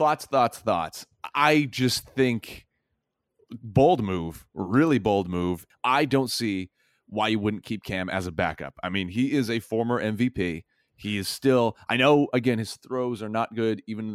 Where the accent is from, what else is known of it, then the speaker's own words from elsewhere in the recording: the South, United States; I'm from the South.